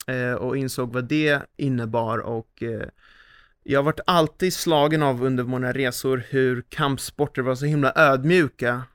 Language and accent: Swedish; Sweden; här hemma i Sverige